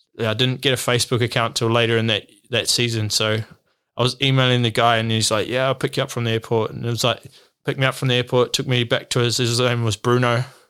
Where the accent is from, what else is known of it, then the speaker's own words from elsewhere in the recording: New Zealand; moved away as an adult; also born or lived in Australia; as a Kiwi